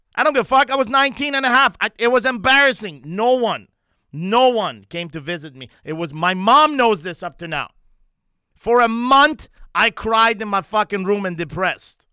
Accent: Montreal, Quebec, Canada; moved away; my hometown, Montreal, Canada

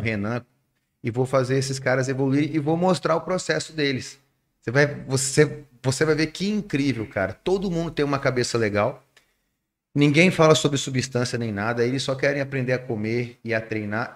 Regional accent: Rondônia, Brazil; also born or lived in Amazonas; now in Manaus, Brazil; eu sou de Rondônia, mas assim, claro, me considero amazonense amo Rondônia, mas eu amo Amazonas

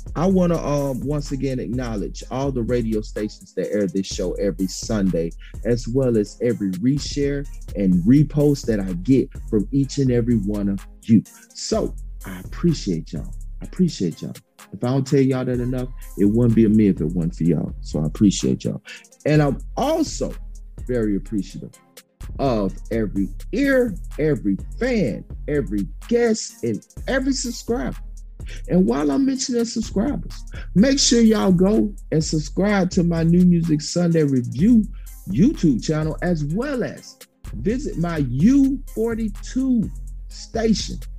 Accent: Dublin, Georgia, United States; my hometown, Dublin, Georgia.

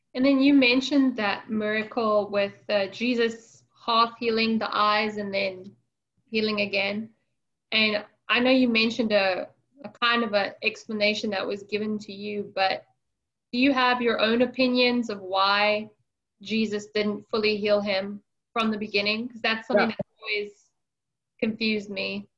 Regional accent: South Africa; I grew up in South Africa

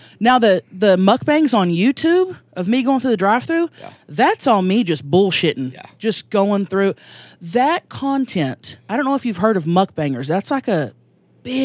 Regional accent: Thackerville, Oklahoma, United States; now in San Diego, United States; That's there, right. About an hour north of Dallas. I grew up there, and we've been living in San Diego for the past 10 years

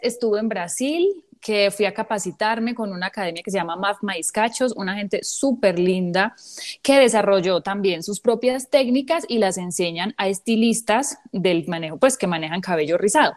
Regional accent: San Carlos, Antioquia, Colombia; mi pueblo San Carlos

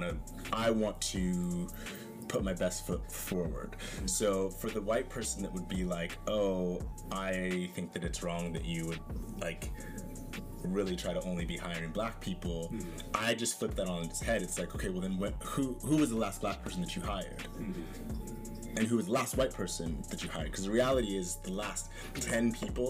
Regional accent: Northern Idaho, United States; Growing up in Northern Idaho

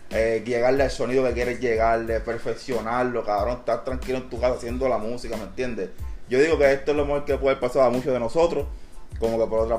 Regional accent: Puerto Rico; now in Philadelphia, United States; yo digo que lo que jode a nosotros como boricuas que estamos aquí en el Philly sabemos que no cooperamos entre nosotros mismos

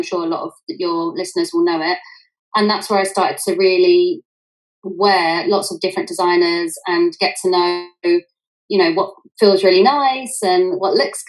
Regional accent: United Kingdom; also born or lived in New York; And I grew up just outside of London with my parents and my brother and sister. Working class family

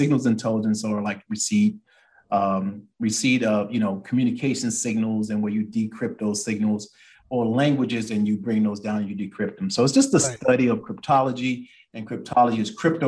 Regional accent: Columbia, South Carolina, United States; I'm from Columbia, South Carolina

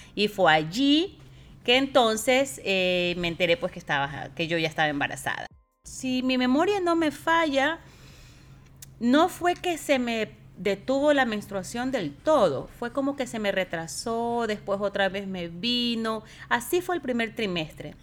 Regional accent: Ecuador; moved away as an adult; yo tenía en Ecuador un muy buen trabajo

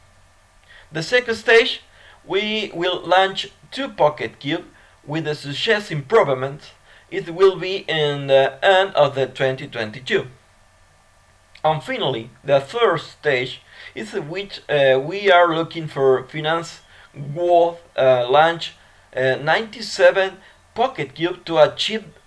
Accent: Argentina; my country, Argentina

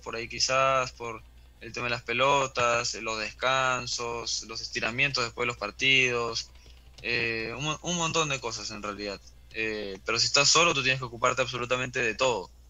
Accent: Peru; como peruanos

